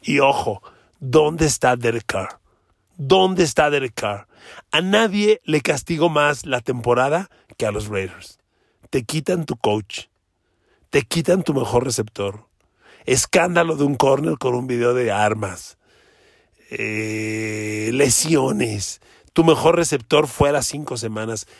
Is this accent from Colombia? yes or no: no; Mexico; somos mexicanos, usted y yo